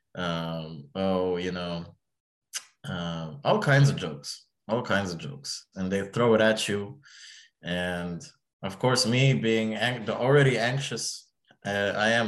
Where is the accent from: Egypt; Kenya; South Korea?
Egypt; now in United States; I'm from Egypt